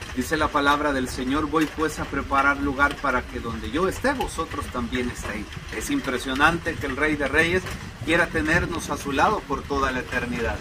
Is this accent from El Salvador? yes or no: yes; El Salvador; Nosotros como salvadoreños